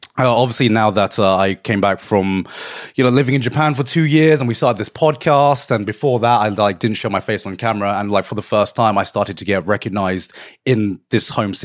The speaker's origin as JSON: {"language": "English", "town": "Brighton", "region": "South East England", "country": "United Kingdom", "tie": "born or raised there", "said": "as someone who was born and raised in Brighton."}